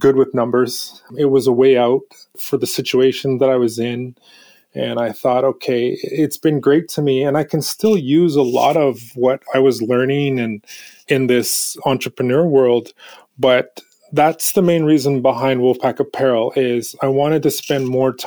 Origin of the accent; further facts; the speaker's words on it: Prince Rupert, British Columbia, Canada; moved away as an adult; now in New Westminster, Canada; I was born in Prince Rupert, but I spent a lot of time on my home reserves